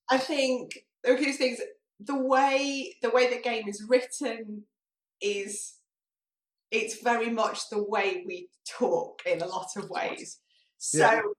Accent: Manchester, North West England, United Kingdom; accent: slightly northern; moved away; so I'm from from Manchester originally, so mm. I'm naturally slightly northern

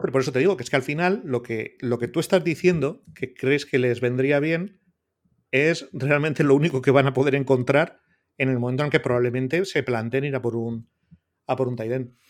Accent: Portugalete, Basque Country, Spain; mi pueblo natal de Portugalete

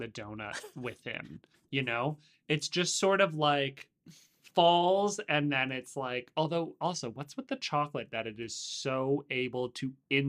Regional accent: Oakville, Ontario, Canada; I grew up in Oakville

